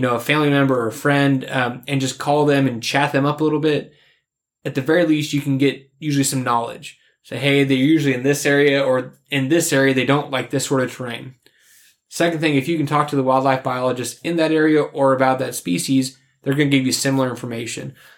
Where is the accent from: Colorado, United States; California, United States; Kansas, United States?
Kansas, United States; kill one in my home state